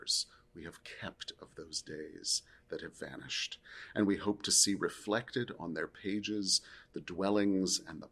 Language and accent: English; Pacific Northwest, United States; I grew up in the Pacific Northwest. The Oregon coast is my happy place.